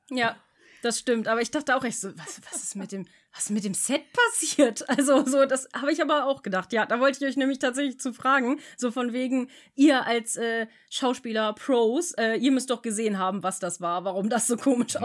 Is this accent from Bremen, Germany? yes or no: yes; Bremen, Germany; bei uns in Bremen